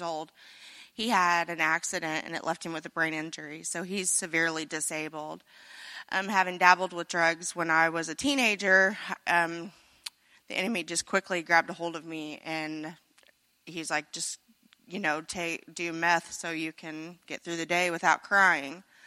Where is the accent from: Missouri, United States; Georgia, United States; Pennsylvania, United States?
Missouri, United States; Carrollton; I'm from Carrollton, Missouri, not too far away, so I'm a local